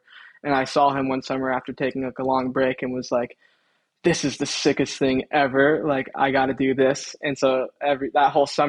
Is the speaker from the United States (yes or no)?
yes; Long Beach, California, United States; now in Huntington Beach, United States; growing up in Long Beach